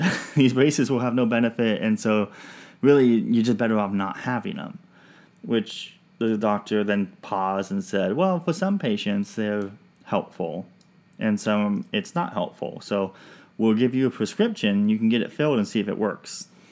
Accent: Pacific Northwest, United States; also born or lived in Washington; now in Georgia, United States; I'm from the Pacific, Pacific Northwest.

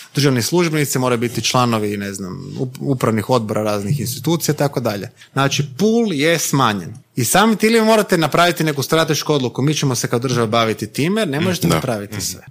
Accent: Croatia; mi kao Hrvati, ne mislim kao Hrvati kao etnička nego geografska odrednica stanovnici ove države

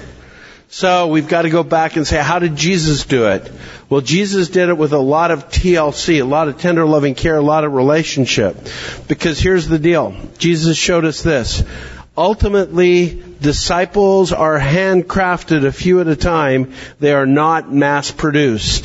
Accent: Canada; now in Williamson County, Tennessee, United States; I'm a Canadian

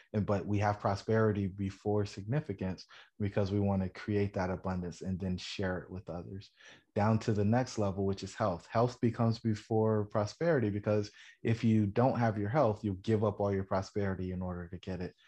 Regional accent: Fayetteville, North Carolina, United States; I grew up in Fayetteville, North Carolina, the son of a soldier.

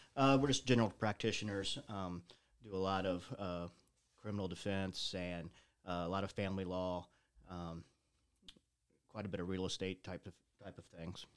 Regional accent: Carrollton, Illinois, United States; moved directly back to Carrollton. Never really left the community.

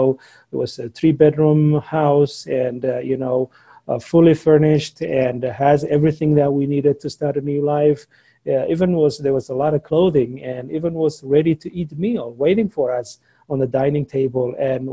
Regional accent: Somalia; English is a second language; moved away as an adult; also born or lived in Logan, Utah; now in United States

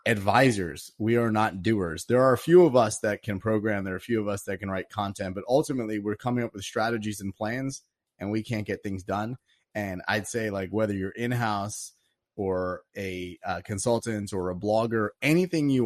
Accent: East Coast, United States; moved away as an adult; also born or lived in Silicon Valley; I was originally from the East Coast and I moved out to Silicon Valley

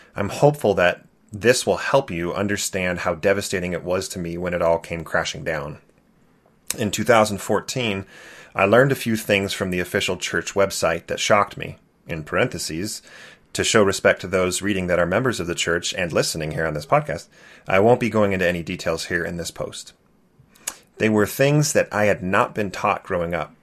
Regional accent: California, United States; Growing up in California, I loved being the Mormon kid.

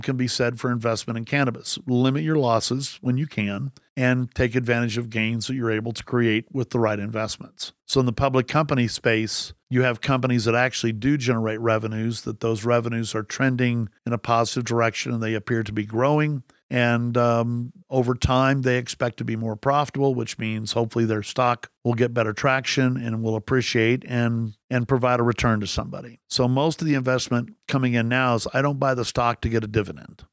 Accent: Texas, United States; I grew up in Texas

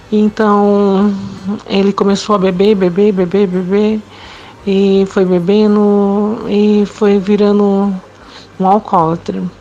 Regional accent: Campo Grande, Mato Grosso do Sul, Brazil; moved away as an adult; E eu resolvi me separar e vim para Campo Grande, onde é, minha família morava, onde eu nasci e cresci. E vim, vim para Campo Grande

